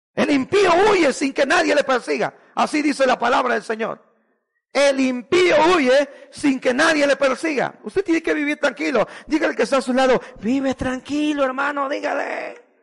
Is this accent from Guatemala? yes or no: yes; Guatemala; moved away; fui a Guatemala viví una experiencia horrible, hermano, en mi tierra